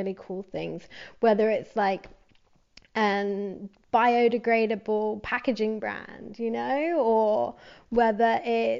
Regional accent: England, United Kingdom; So like growing up in London, seeing so many, or outside of London and going to London, you know what I mean.

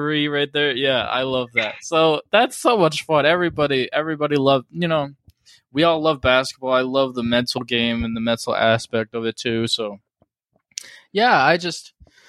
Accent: Cleveland, Ohio, United States; we're both from Cleveland.

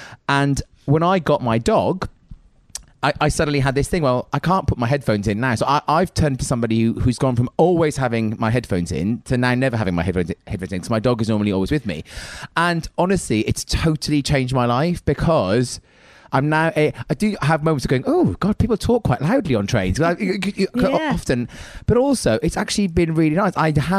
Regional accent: Wales, United Kingdom; now in London, United Kingdom; I'm originally from Wales.

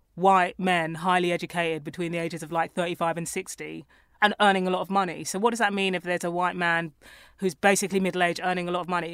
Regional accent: London, United Kingdom; I grew up around Tottenham

